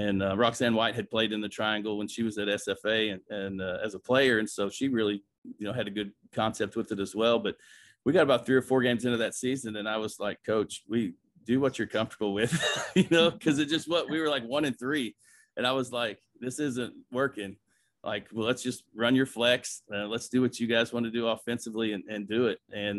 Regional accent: Bloomington, Indiana, United States; growing up in Bloomington, Indiana

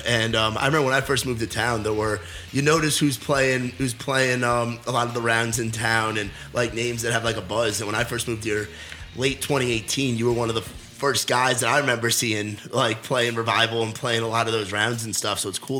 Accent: New York, United States; now in Nashville, United States; I'm a New Yorker, so I'm still learning the whole country boy thing

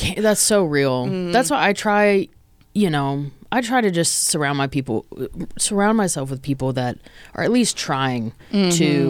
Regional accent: outside of Nashville, Tennessee, United States; now in Nashville, United States; I'm originally from Tennessee

